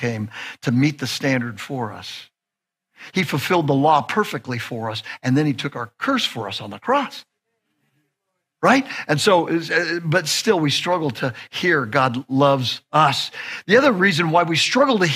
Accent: Southern California, United States; I'm from Southern California

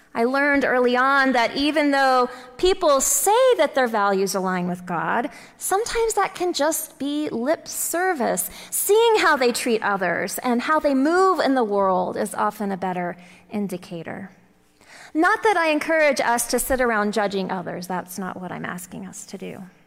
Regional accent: Texas, United States; growing up in the Bible Belt of Texas

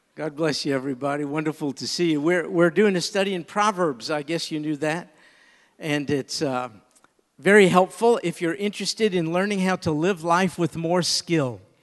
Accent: New York, United States; I grew up in New York

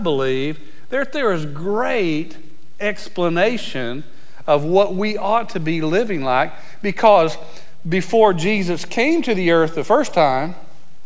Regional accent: Abilene, Texas, United States; I was born in Abilene, Texas

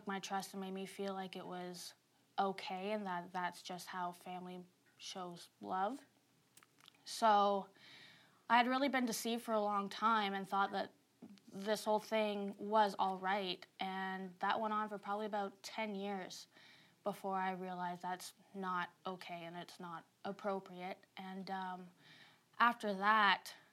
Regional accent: Saint John, New Brunswick, Canada; I grew up in St. John, New Brunswick

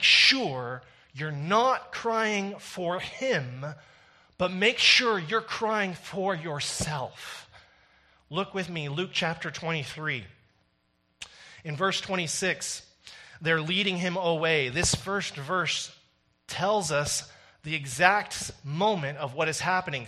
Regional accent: Canada

